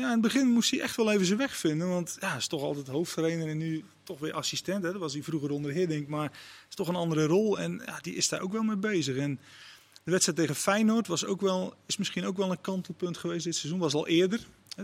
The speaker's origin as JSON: {"language": "Dutch", "country": "Netherlands", "said": "als Nederlander"}